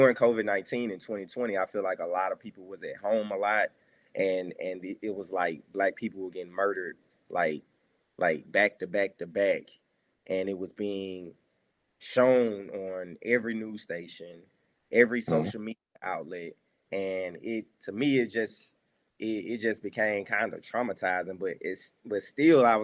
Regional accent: Jackson, United States; I'm from Jackson And, you know, I live back in the metro area

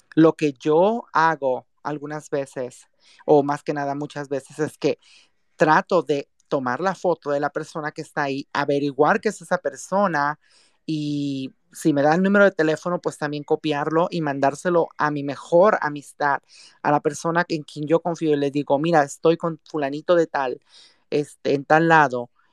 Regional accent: Mexico; now in San Francisco, United States; soy mexicana

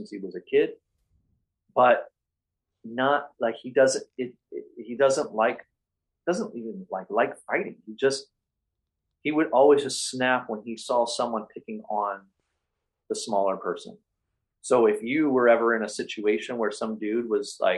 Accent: Cleveland, Ohio, United States; moved away; I grew up in Cleveland in the 80s skateboarding

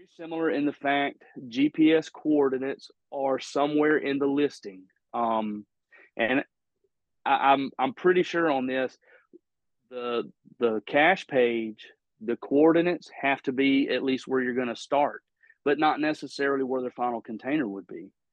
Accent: Mississippi, United States; my home state you know mississippi

